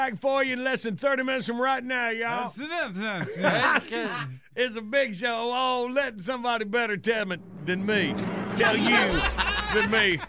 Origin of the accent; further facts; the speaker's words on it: Graham, North Carolina, United States; Well, even growing up in Graham, North Carolina, I mean, we had there was a firehouse, but it was a lot of volunteer firemen.